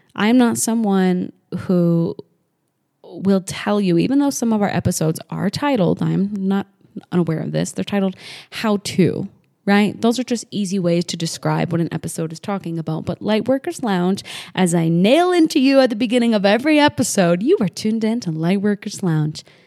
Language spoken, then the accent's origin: English; New Hampshire, United States; moved away as an adult; also born or lived in Las Vegas, Nevada; I grew up in New England, New Hampshire